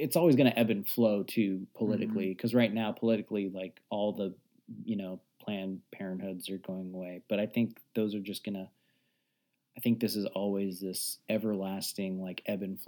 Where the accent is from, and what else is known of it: United States